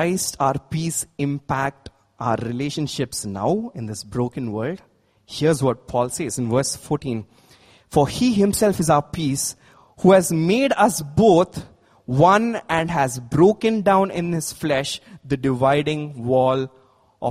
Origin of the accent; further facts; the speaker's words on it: India; As Indians